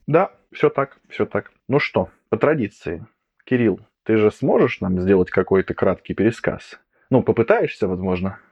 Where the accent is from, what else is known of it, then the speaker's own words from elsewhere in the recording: Voronezh, Voronezh Oblast, Russia; moved away; я сегодня записываюсь из Воронежа, потому что я родом из Воронежа